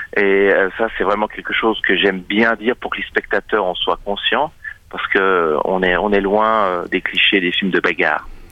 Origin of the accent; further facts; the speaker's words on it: Châtel-Saint-Denis, Fribourg, Switzerland; j'ai euh, grandi à la campagne. Euh, je viens de Châtel-Saint-Denis dans le canton de Fribourg.